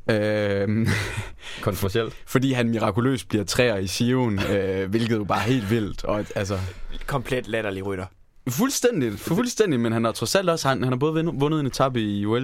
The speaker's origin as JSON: {"language": "Danish", "country": "Denmark", "said": "Men vi er jo danskere, ikke?"}